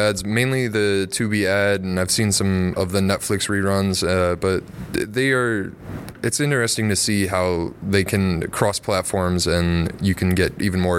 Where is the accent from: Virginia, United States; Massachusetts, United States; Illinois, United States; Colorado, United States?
Illinois, United States; Wilmington; from Wilmington, Illinois.